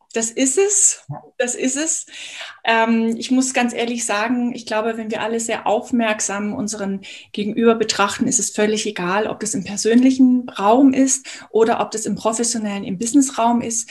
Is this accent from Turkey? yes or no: no; Munich, Bavaria, Germany; Ich komme aus München.